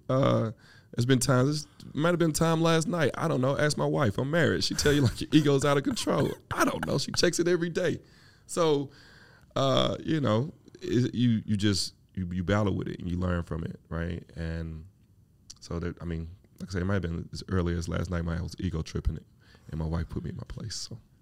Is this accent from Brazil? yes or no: no; Mississippi, United States; now in Atlanta, United States; I'm from Mississippi